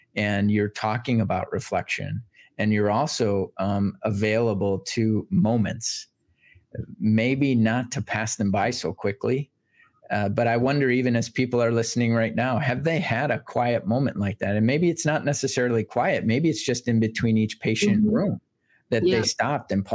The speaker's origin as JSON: {"language": "English", "town": "Boston", "region": "Massachusetts", "country": "United States", "tie": "born or raised there", "said": "growing up in Boston"}